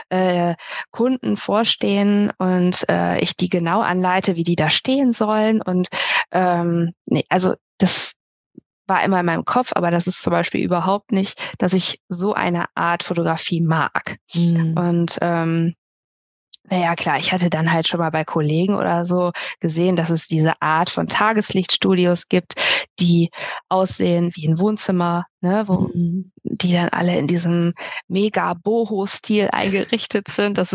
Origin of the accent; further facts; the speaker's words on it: Melle, Lower Saxony, Germany; ich komme aus Melle bei Osnabrück